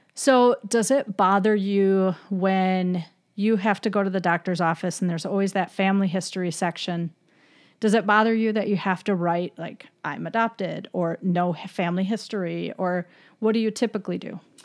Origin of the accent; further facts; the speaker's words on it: Michigan, United States; I'm from Michigan